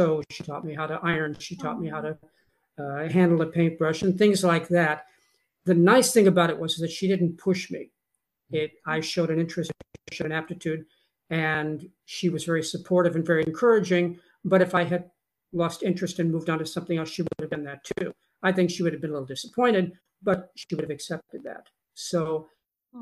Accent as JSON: {"language": "English", "region": "Southern California", "country": "United States", "tie": "born or raised there", "said": "I was born and raised right here in Southern California"}